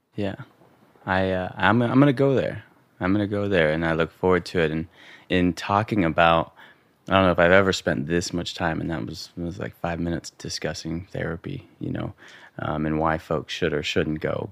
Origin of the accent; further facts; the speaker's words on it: Montana, United States; growing up in Montana, um, you know, boys' locker room, being the brown kid